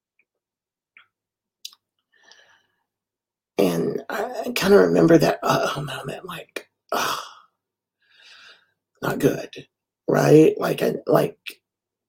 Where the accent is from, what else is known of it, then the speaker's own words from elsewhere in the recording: Winston-Salem, North Carolina, United States; I am from Winston-Salem, North Carolina